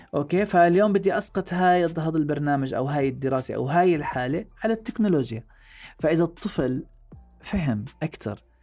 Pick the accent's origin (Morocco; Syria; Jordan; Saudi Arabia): Jordan; عاداتنا وتقاليدنا نحن كأردنيين